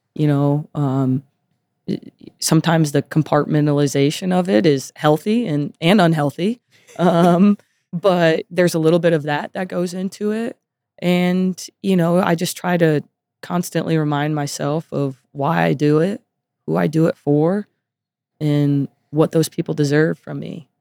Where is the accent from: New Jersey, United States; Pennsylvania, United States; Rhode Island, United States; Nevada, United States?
Nevada, United States; Las Vegas; moved away as an adult; I was born and raised here